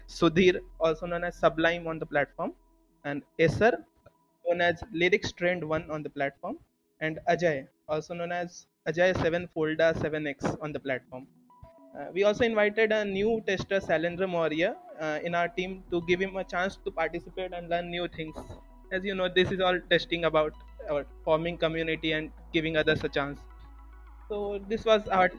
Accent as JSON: {"language": "English", "region": "eastern India", "country": "India", "said": "I am from the most eastern part of the India"}